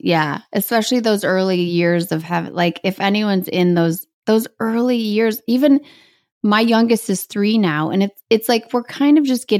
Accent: Midwest, United States; I'm from the Midwest

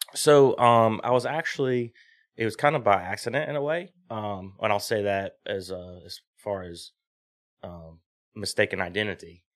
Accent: South Boston, Virginia, United States; also born or lived in New Jersey; I'm from South Boston, Virginia, which is, like, twenty minutes from V I R

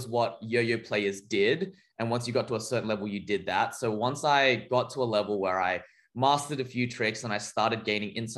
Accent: Australia; as an Australian kid disconnected physically from the scene

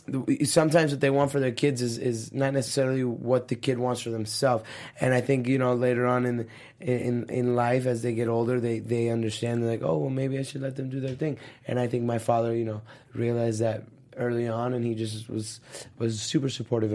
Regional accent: Miami, Florida, United States; So like growing up in Miami, I went to Florida Christian High School

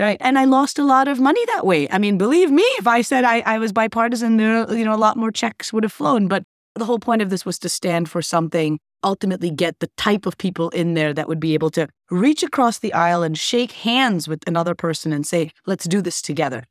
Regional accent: Wisconsin, United States; also born or lived in Scotland; I was actually born in Scotland, but I'm a U S citizen and really raised in Wisconsin

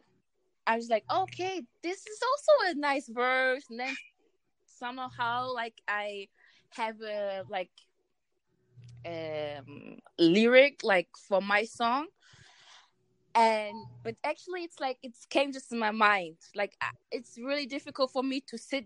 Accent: Germany; English is a second language; I was born in Germany and raised here. But my mom and my father they are from Ghana

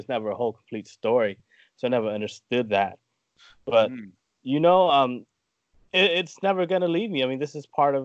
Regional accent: Tacoma, Washington, United States; also born or lived in Cambodia; I grew up in Tacoma. I am a refugee from Cambodia. I came to the United States when I was 2 years old.

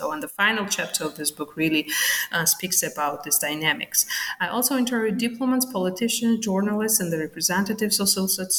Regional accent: Sukhumi, Abkhazia, Georgia; born there; Well, I was born in Suchumi. This is the Autonomous Republic of Abkhazia in Georgia.

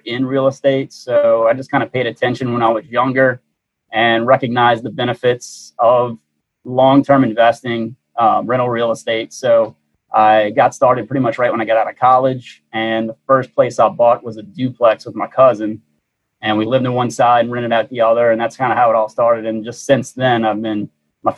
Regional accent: New Orleans, Louisiana, United States; I was born and raised in New Orleans and I've lived here my entire life

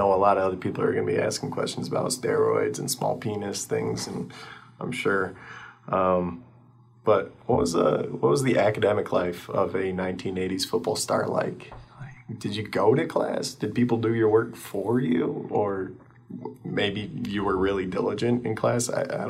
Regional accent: East Lansing, Michigan, United States; well, first of all, I grew up in East Lansing

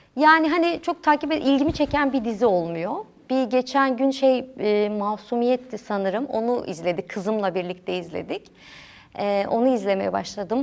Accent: Diyarbakır, Diyarbakır Province, Turkey; also born or lived in Ankara; bütün hayatım boyunca iki yıl Diyarbakır dışında yaşadım.

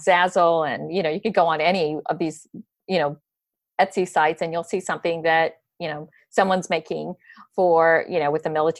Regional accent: United States; as an American

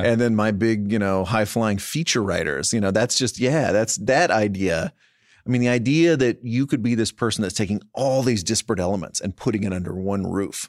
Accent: Texas, United States; moved away; you and I were provincials, right? Growing up in Texas

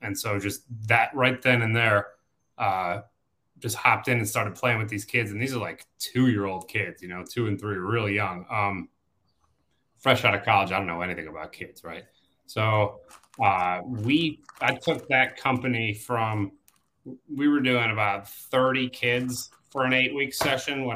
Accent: Chicago, Illinois, United States; Born and raised in Chicago, in the city, not a suburb

